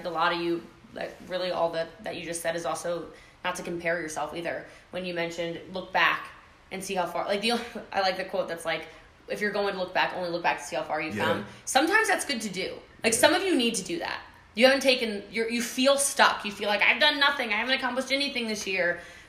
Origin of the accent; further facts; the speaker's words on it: Texas, United States; I was like, yeah, I'm from Texas, you're from Texas, whatever.